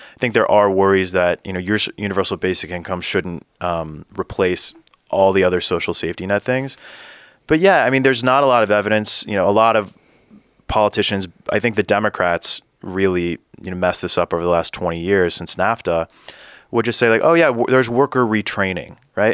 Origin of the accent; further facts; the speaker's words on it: Central Valley of California, United States; the district where I grew up in Central Valley of California